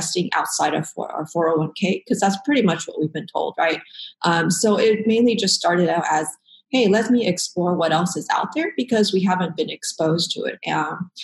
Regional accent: Dallas, Texas, United States; moved away as an adult; now in Portland, United States; I'm originally from Dallas-Fort Worth, pretty much spent most of my life in Texas.

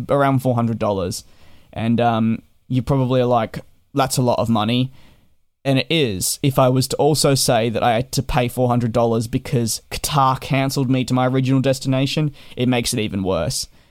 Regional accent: Australia; moved away as an adult; also born or lived in United Kingdom; as an Australian that was overseas

